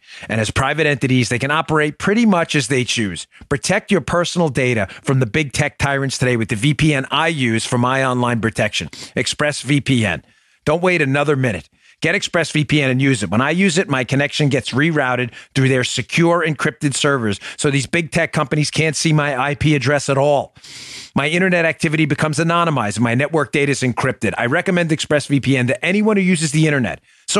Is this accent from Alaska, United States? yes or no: no; Florida, United States; the fantastic governor of Florida, my home state of Florida, Ron DeSantis.